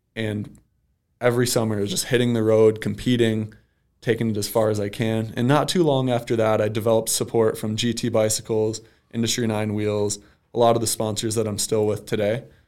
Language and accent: English; Ida, Michigan, United States; So I grew up in Ida, Michigan